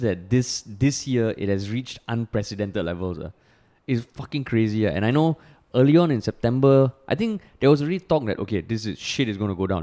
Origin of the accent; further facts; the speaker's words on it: Singapore; growing up in Singapore